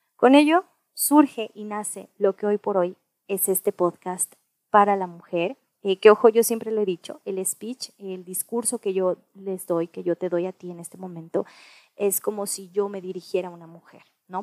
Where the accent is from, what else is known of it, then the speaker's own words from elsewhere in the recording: Mexico; also born or lived in United States; nací en Estados Unidos, soy mexicana